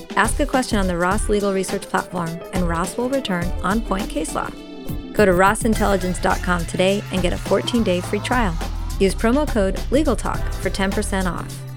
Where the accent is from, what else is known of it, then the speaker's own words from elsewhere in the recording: Uruguay; I'm from Uruguay